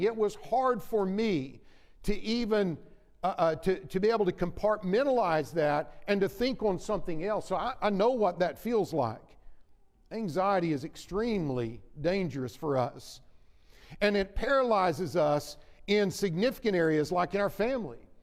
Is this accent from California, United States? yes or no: no; Oklahoma City, Oklahoma, United States; moved away as an adult; also born or lived in Texas / Kansas City area; now in Kansas City, United States; Jennifer and I grew up in the Oklahoma City area, and my first preaching work was in Texas and then eventually came to the Kansas City area about 13, almost 13 years ago